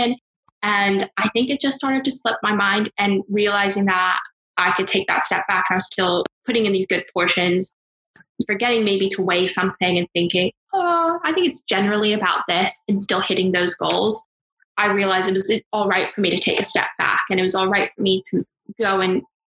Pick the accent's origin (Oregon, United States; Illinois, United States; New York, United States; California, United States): California, United States; now in United Kingdom; I'm from California